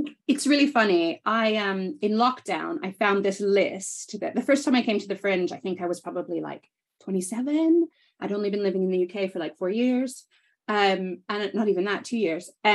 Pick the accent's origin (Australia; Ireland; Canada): Canada; moved away as an adult; also born or lived in United Kingdom; now in London, United Kingdom; I grew up in Canada, but kind of always spent time in both